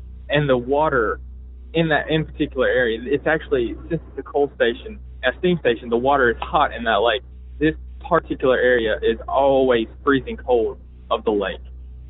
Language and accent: English; Blues Creek, North Carolina, United States; I am from Blues Creek, North Carolina, a hotbed of paranormal and cryptid sightings.